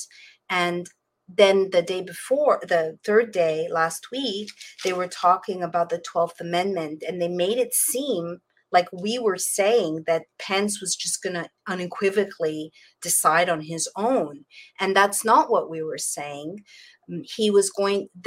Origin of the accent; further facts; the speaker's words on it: Canada; now in Florida, United States; I come from Canada